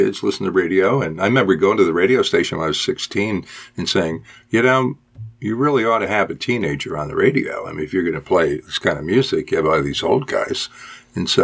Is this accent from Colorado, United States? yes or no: no; Binghamton, New York, United States; moved away as an adult; also born or lived in Bridgeport, Connecticut / San Diego; now in Cincinnati, United States; I was born in Bridgeport, Connecticut, and then I grew up in Binghamton, New York, and that's where I went through high school